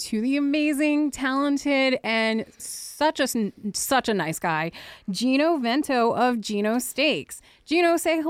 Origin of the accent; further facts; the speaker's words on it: New Jersey, United States; I'm from Jersey